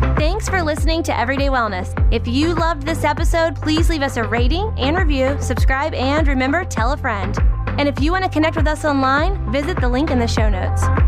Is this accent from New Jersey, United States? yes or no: yes; New Jersey, United States; moved away; I grew up in New Jersey